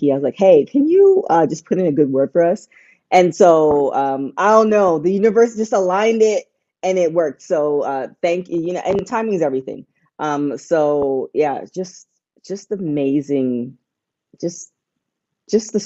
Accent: Canada; moved away; I'm from Canada

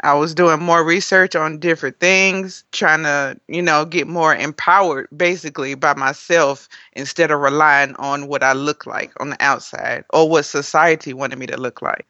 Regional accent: Gary, Indiana, United States; now in Nashville, United States; I'm originally from Gary, Indiana

